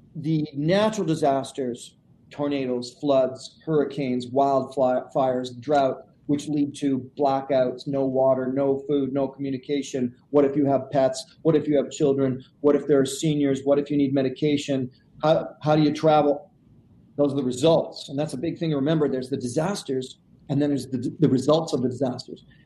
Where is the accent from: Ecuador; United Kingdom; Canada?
Canada; I said portage because I'm Canadian. That's how you say it